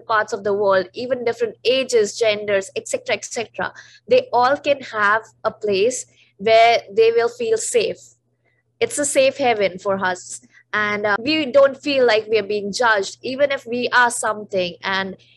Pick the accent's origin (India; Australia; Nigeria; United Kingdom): India; the Himalayas, North India; moved away; I'm a North Indian, and that too, I am from the Himalayas